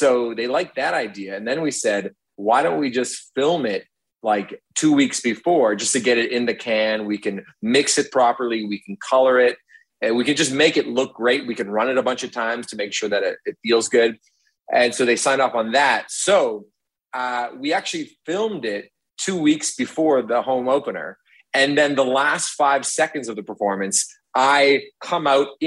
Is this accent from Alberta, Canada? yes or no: no; Toronto, Ontario, Canada; also born or lived in Hamilton; I grew up in Toronto, and then I went to Hamilton for university